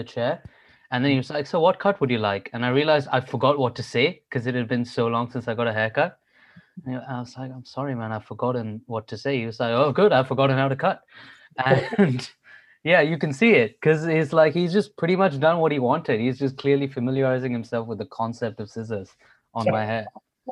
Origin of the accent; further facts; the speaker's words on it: India; moved away as an adult; now in London, United Kingdom; I'm coming from India